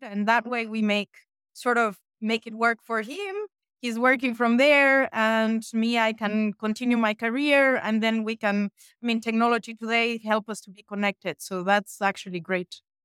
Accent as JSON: {"language": "English", "country": "Mexico", "tie": "born or raised there", "also_born_or_lived": "France / United States", "moved": "as an adult", "lives_now": "Switzerland", "said": "I was born and raised in Mexico"}